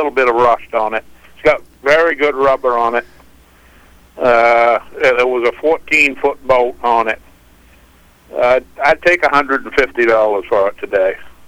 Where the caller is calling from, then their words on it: South Paris, Maine, United States; South Paris.